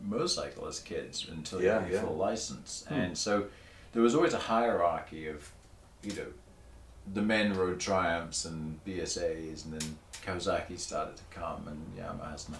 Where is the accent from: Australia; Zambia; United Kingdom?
United Kingdom; Torbay, South West England; moved away; I grew up in a seaside town